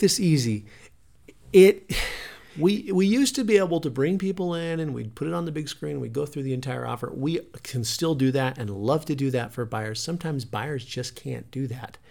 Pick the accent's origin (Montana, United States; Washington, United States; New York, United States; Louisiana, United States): Montana, United States; moved away; we came from Montana. We were raised on forty-five acres.